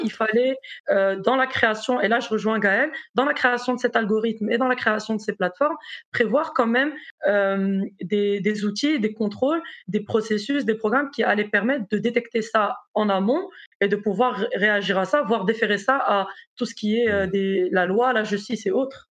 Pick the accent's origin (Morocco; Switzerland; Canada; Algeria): Morocco; moved away as an adult; also born or lived in South Africa / Brazil / United States / France; now in Belgium; je suis marocaine